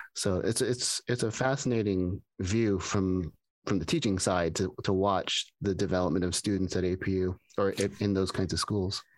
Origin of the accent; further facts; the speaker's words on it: Pasadena, California, United States; when I grew up here in Pasadena